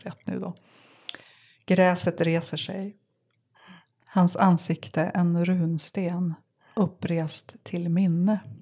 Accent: Sävar, Västerbotten County, Sweden; moved away; jag kommer från Sävar

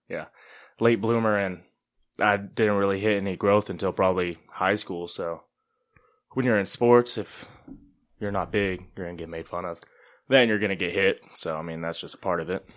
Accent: Gainesville, Texas, United States; moved away; also born or lived in Kansas; I was born in Gainesville, Texas

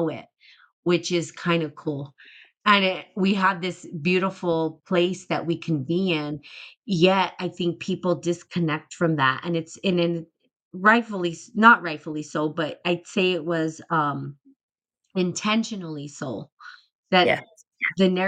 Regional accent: New Mexico, United States; I'm from New Mexico

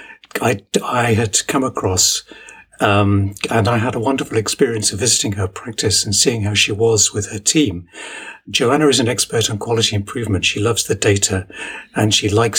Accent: Ilford, London, United Kingdom; moved away as an adult; also born or lived in Newcastle upon Tyne; now in Sheffield, United Kingdom; Most of my formative years were spent growing up on the east side of London, in Ilford in Essex.

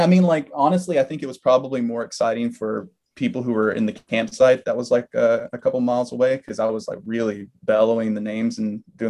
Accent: Alabama, United States; moved away; I grew up in Alabama

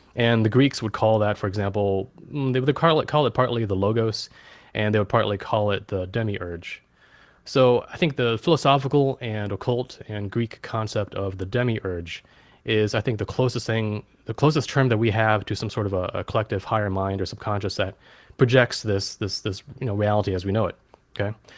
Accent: Germany; I was born in Germany in nineteen eighty.

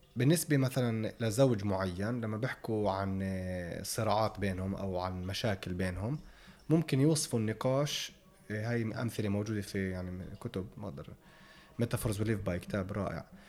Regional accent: Palestine

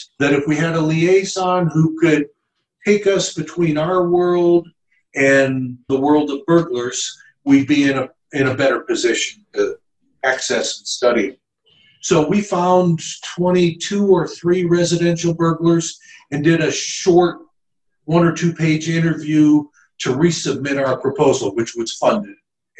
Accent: Chicago, Illinois, United States; also born or lived in Arizona; now in St. Louis, United States; I grew up in Chicago

